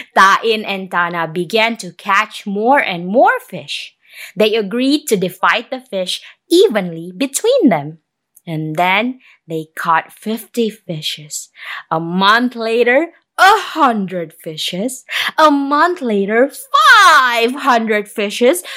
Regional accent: Indonesia; I'm a storyteller from Indonesia

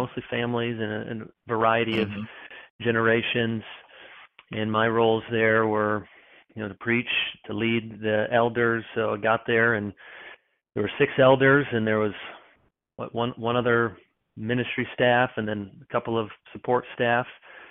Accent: Grand Rapids, Michigan, United States; moved away as an adult; also born or lived in Chicago, Illinois / East Lansing, Michigan; now in Charlotte, United States; I was born in Chicago. Most all my sports teams are Chicago, but I grew up mostly in Grand Rapids, Michigan area

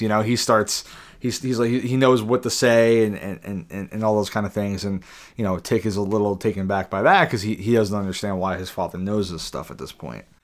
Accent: United States; we're, we're American

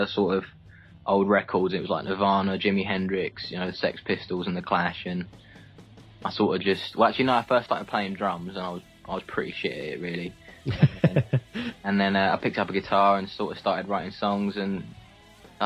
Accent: Essex, East of England, United Kingdom; growing up in Essex

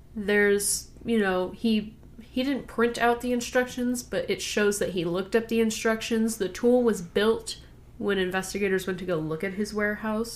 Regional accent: California, United States; I grew up in California

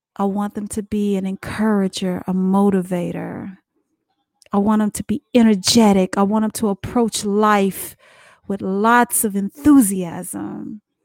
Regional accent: Dallas, Texas, United States; now in South Carolina, United States; we're natives, born and bred of Dallas, Texas

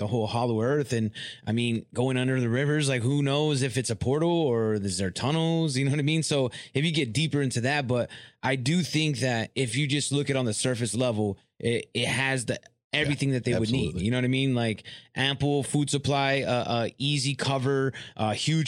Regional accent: Southern California, United States; moved away as an adult; now in Michigan, United States; I'm from California originally

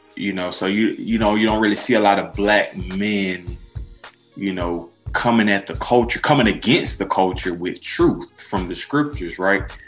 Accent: Decatur, Georgia, United States; I grew up in Decatur, that is on the east side of Atlanta

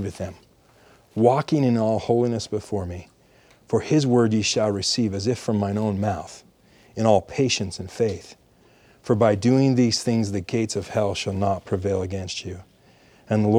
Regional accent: Lehi, Utah, United States; Growing up in Lehi, we have Release Time Seminary down there, and most of the schools in Utah County

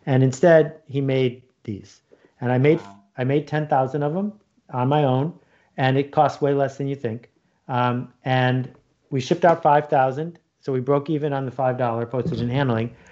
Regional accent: Ontario, Canada; I grew up in Algonquin Park, north of Toronto and uh, every summer for 42 summers I've been up there.

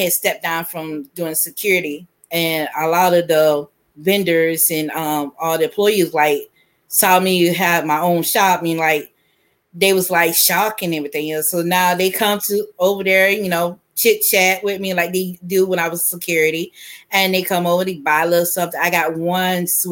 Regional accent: Fitzgerald, Georgia, United States; now in Tallahassee, United States; I'm originally from Fitzgerald, Georgia. Live here in Tallahassee, Florida right now.

